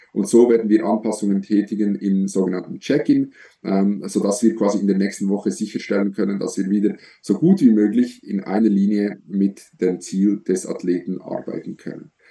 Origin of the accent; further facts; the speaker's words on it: Switzerland; Ich komme aus der Schweiz, so wie Samuel